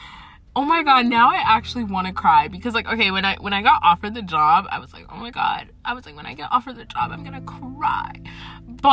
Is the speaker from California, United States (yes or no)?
no; Atlanta, Georgia, United States; I am essentially from Atlanta. I live in Atlanta.